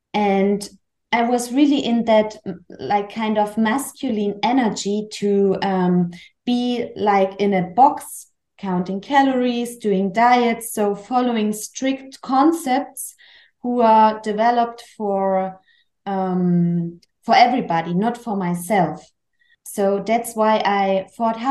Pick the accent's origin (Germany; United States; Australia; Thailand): Germany; Chemnitz, Saxony; English is a second language; moved away as an adult; And I'm from Germany. I was born in Chemnitz. It's close to Dresden. Maybe you know, it's a really big city in Saxony